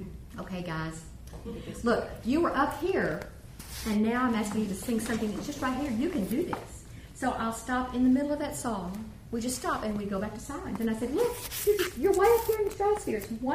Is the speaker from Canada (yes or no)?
no; College Station, Texas, United States; I grew up in College Station